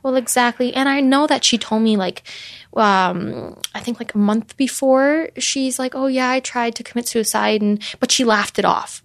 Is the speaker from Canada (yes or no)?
yes; Canada; I'm Canadian